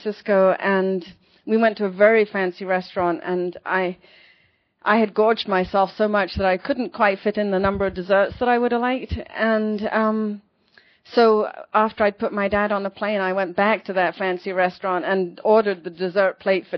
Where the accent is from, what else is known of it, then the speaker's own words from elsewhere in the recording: London, United Kingdom; moved away as an adult; also born or lived in Connecticut; now in California, United States; I'm from London